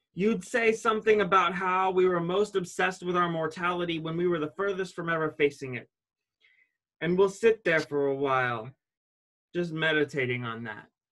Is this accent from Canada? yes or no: no; Ashtabula, Ohio, United States; born or raised there